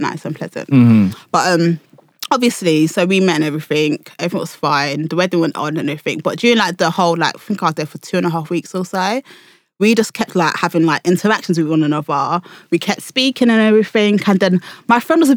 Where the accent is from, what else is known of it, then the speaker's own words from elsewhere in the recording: Nigeria; I'm Nigerian